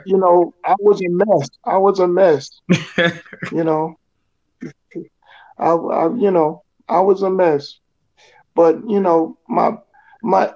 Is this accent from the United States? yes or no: yes; Lawnside, New Jersey, United States; also born or lived in Philadelphia, Pennsylvania; I was born in Philadelphia, Pennsylvania, and I grew up in Lawnside, New Jersey